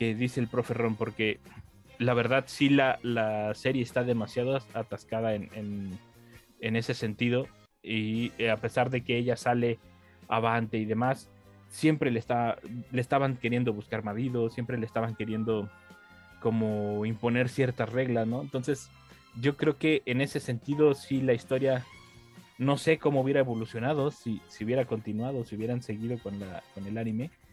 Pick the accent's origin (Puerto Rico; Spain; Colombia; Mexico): Mexico; como mexicanos que estamos acá